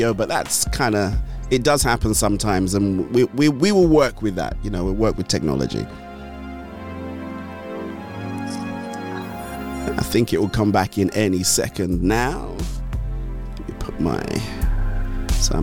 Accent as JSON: {"language": "English", "region": "Ondo", "country": "Nigeria", "said": "I'm from Ondo Town."}